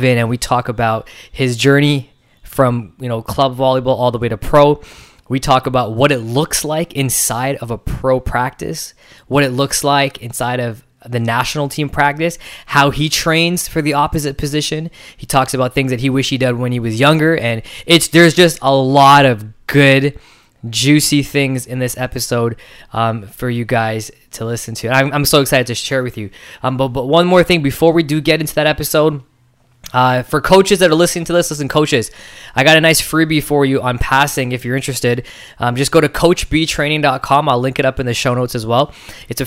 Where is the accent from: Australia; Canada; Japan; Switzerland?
Canada; Toronto, Ontario; my hometown of Scarborough, Ontario, which is located in Canada